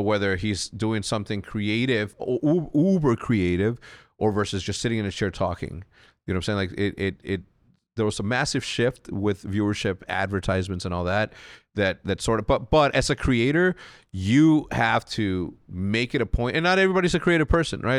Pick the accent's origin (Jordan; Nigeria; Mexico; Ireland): Mexico; moved away; growing up in Mexico